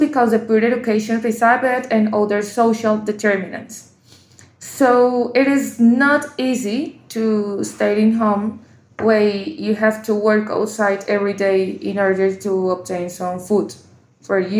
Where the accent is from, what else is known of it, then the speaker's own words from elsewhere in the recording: Colombia; I'm from Colombia, and I work as a physician and research fellow